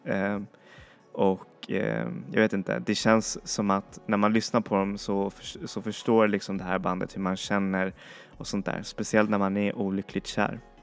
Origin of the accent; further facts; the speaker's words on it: Chile; moved away; i Chile, där jag kommer ifrån